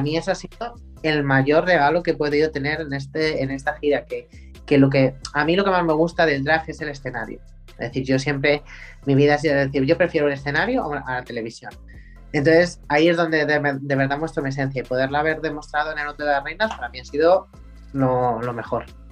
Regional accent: Spain; en mi país

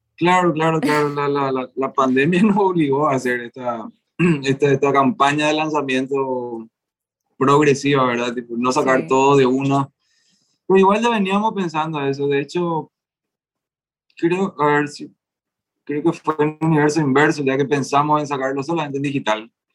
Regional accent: Asunción, Paraguay; somos de Asunción

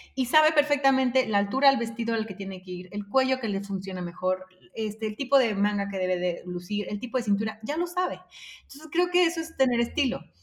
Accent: Mexico; como mexicanos

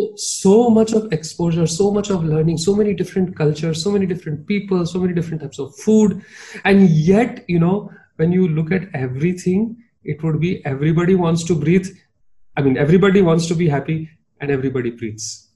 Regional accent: Mumbai, Maharashtra, India; accent: Bombaya Hindi; now I'm from Bombay, you know, and I, yeah, I used to speak that. I still speak that very very Bombaya Hindi

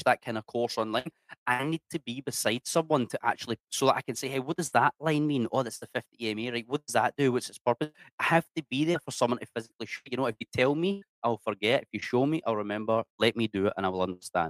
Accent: Scotland, United Kingdom; accent: Scottish; moved away as an adult; now in Indonesia; I'm from Scotland.

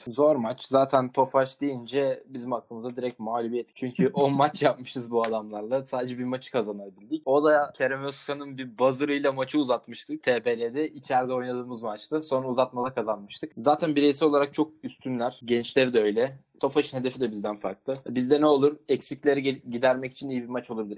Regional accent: Sakarya, Turkey

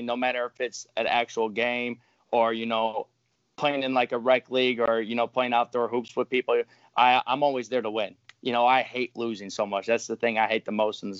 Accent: Carol Stream, Illinois, United States; I grew up, you know, in the suburbs of Illinois, in Carroll Stream, Illinois

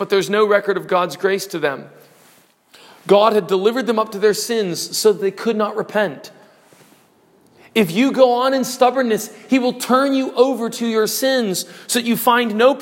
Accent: United States; I'm an American

